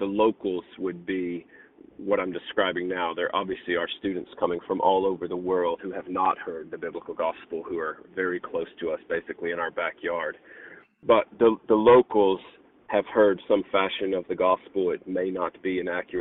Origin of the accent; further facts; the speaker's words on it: West Tennessee, United States; also born or lived in Mississippi / Virginia; now in Radford, United States; I moved here from Mississippi and grew up in West Tennessee